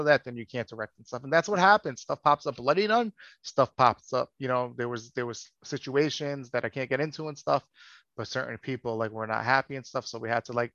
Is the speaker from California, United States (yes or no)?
no; New York City, New York, United States; I'm from New York City